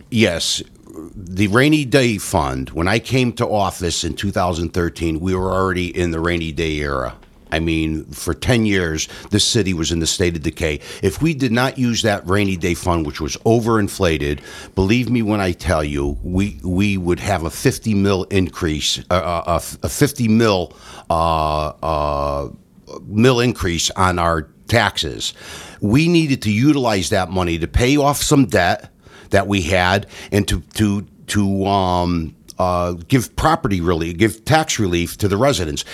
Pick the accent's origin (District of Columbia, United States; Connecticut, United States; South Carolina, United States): Connecticut, United States; Ansonia; born and raised in Ansonia